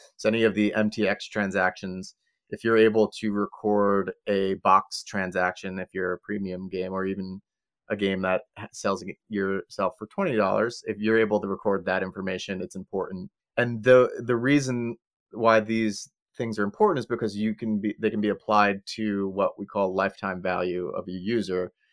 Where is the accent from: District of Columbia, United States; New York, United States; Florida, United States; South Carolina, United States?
New York, United States; Long Island; now in California, United States; I'm originally from Long Island